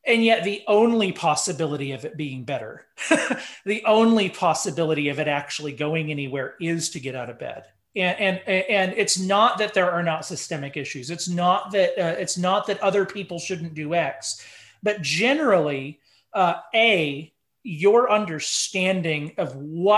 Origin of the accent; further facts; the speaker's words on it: Dallas, Texas, United States; I was raised in Dallas, Texas, in the 90s